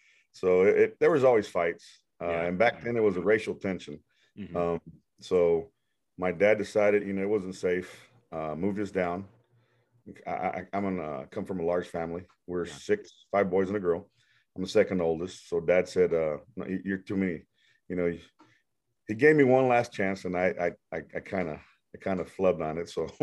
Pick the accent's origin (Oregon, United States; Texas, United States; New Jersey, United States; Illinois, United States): Texas, United States; Houston; also born or lived in Mexico / Las Milpas, Texas; There was a corner there. There was a barbecue place there right behind that, 10th and a half Street. And that's where we grew up, elementary school.